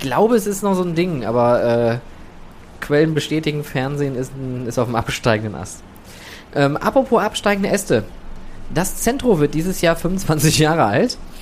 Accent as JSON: {"language": "German", "town": "Oberhausen", "region": "North Rhine-Westphalia", "country": "Germany", "also_born_or_lived": "England", "said": "ich komme aus dem Ruhrgebiet, komm ich, ich komme aus Oberhausen"}